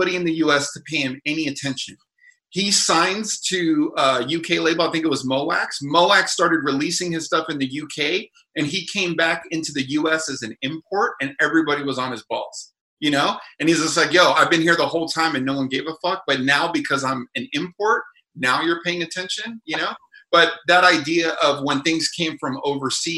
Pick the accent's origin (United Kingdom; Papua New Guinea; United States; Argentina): United Kingdom; moved away; I'm British